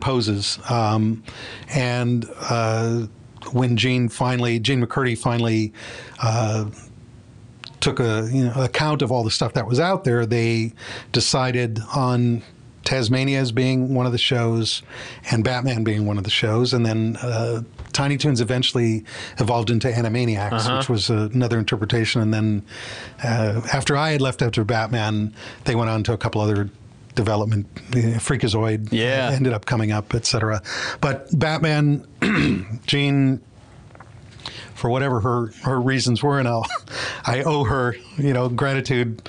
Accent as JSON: {"language": "English", "town": "Cleveland", "region": "Ohio", "country": "United States", "tie": "born or raised there", "said": "growing up in Cleveland, it's a condensed version of New York City"}